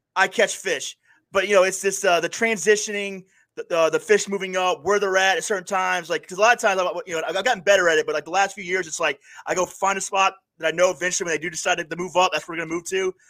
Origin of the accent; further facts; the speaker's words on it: Panama City, Florida, United States; now in upstate New York, United States; I grew up in Panama City, Florida